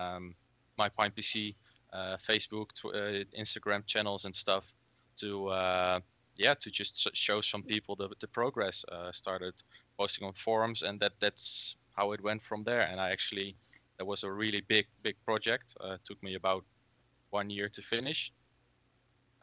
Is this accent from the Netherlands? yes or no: yes; Netherlands; I'm from the Netherlands.